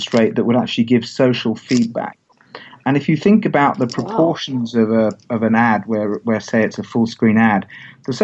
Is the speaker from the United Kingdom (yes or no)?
yes; England, United Kingdom; I as an English guy